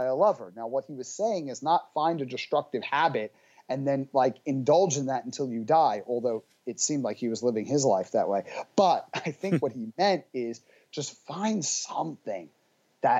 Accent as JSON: {"language": "English", "town": "New York City", "region": "New York", "country": "United States", "said": "I come from Brooklyn."}